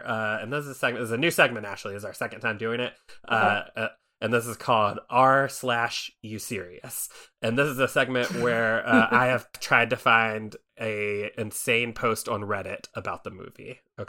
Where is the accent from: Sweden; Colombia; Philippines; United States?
Philippines; But when I got home, I saw a lot of the cast were mainly Black people, and we're Filipino.